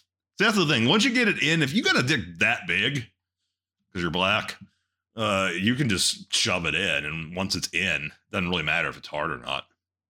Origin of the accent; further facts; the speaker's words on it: Texas, United States; trust me, I'm from Texas.